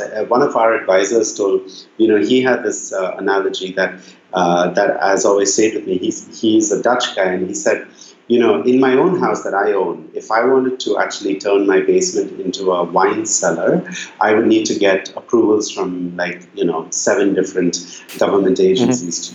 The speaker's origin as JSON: {"language": "English", "town": "Bangalore", "region": "Karnataka", "country": "India", "tie": "born or raised there", "also_born_or_lived": "Nairobi", "moved": "yes", "said": "So I grew up in Bangalore in India, which when I was growing up in the 80s and 90s"}